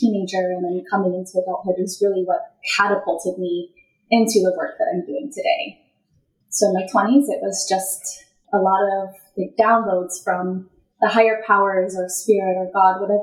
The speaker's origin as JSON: {"language": "English", "town": "Colorado Springs", "region": "Colorado", "country": "United States", "tie": "born or raised there", "said": "I was born in Colorado Springs, Colorado, and my soul chose to be open, adopted person"}